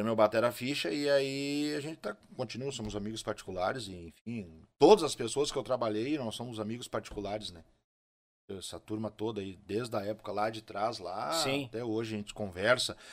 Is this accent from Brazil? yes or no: yes; Rio Grande do Sul, Brazil; E ele, olha, e eu sou gaúcho